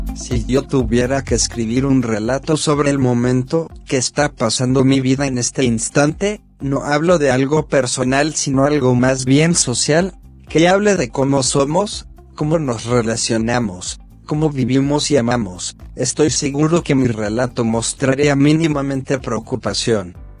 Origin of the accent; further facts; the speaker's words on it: Dolores, Buenos Aires Province, Argentina; mi pueblo, Dolores